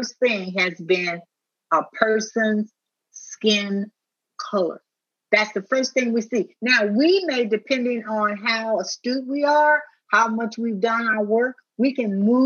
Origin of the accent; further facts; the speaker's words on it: United States; I'm a black woman. That's how I'm treated in this country